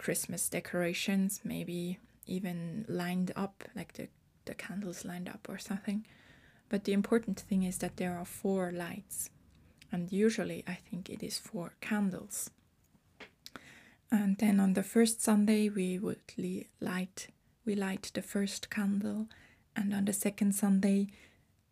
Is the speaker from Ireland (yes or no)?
no; Switzerland; I am from Switzerland. I was born and raised here, and I've been living in Switzerland since I was born here